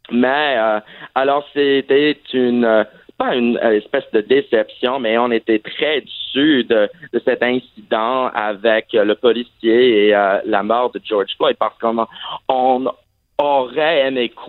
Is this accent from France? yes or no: no; Saudi Arabia; French is a second language; also born or lived in Vermont, United States; Ah, en fait, j'ai grandi à l'étranger et euh, en fait, j'ai grandi en Arabie Saoudite, mais malheureusement, je n'avais pas l'occasion d'apprendre l'arabe.